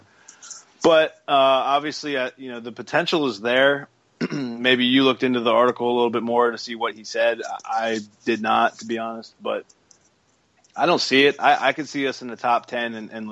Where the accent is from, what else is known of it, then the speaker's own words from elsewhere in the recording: Pennsylvania, United States; growing up in Pennsylvania with all the Steeler fans around there